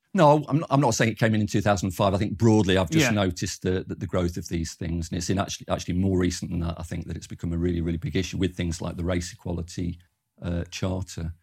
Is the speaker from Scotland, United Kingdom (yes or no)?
no; Derby, East Midlands, United Kingdom; moved away as an adult; also born or lived in Birmingham; now in Canterbury, United Kingdom; I'm from Derby in the East Midlands originally